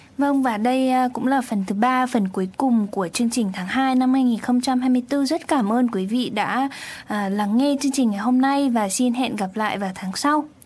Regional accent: Vietnam; now in Japan

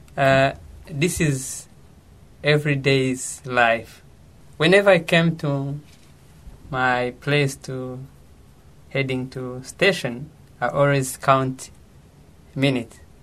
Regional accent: Rwanda; moved away as an adult; now in Japan; I'm from Rwanda

